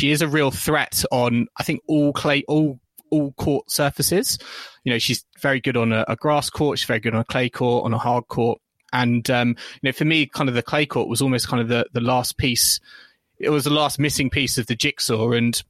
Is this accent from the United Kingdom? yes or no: yes; United Kingdom; I was starting to wonder as a British fan, hang on, you know, is she a French Open, you know, title contender?